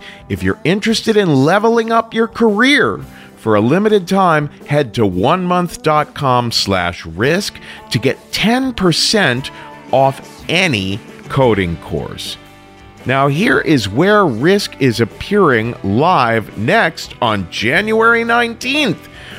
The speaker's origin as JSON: {"language": "English", "town": "Cincinnati", "region": "Ohio", "country": "United States", "tie": "born or raised there", "moved": "yes", "said": "On February 8th, we're in Cincinnati. That's my hometown."}